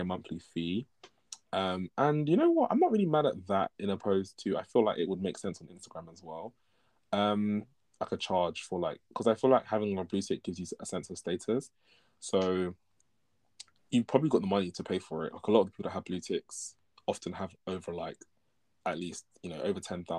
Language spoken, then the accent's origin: English; United Kingdom; I'm Nigerian. Before saying British sometimes.